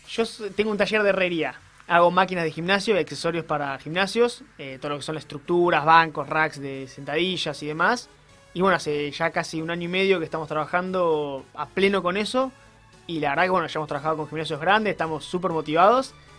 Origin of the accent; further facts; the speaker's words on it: Ushuaia, Tierra del Fuego, Argentina; cuando yo tenía 4 o 5 años, fuimos a esquiar al Martial por primera vez a pie